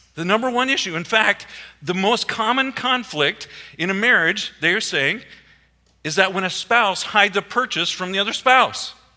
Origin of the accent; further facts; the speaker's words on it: Iowa, United States; moved away; also born or lived in East Coast; I grew up in Iowa, okay? Everything's in a square